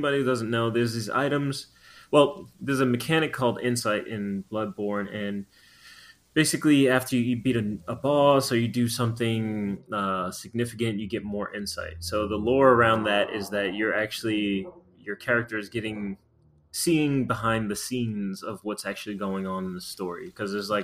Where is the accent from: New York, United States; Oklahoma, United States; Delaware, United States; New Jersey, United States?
New York, United States; Long Island; I'm from Long Island.